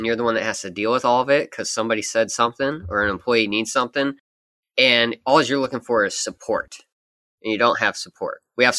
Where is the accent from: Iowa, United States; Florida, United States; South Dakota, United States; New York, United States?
Iowa, United States; Sioux City; born or raised there